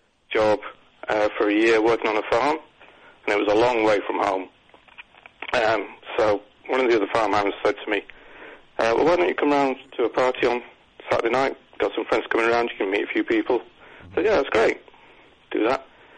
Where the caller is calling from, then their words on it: Bexley, London, United Kingdom; From Bexley. You won't have heard of it. It's a borough. We don't have neighborhoods.